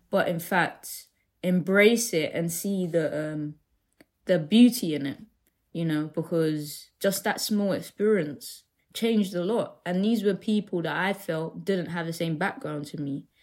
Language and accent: English; London, United Kingdom; growing up in Deptford